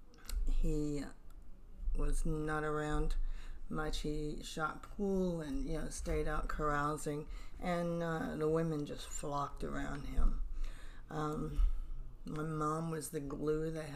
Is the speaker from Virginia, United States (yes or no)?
yes; Virginia, United States; now in Cape Coral, United States; I've been down here since 1990. I'm originally from Virginia